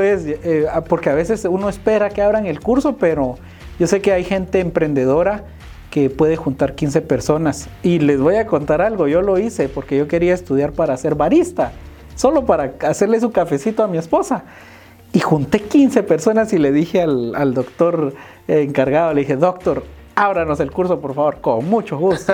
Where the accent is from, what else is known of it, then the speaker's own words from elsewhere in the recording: Guatemala; debemos romper como sociedad guatemalteca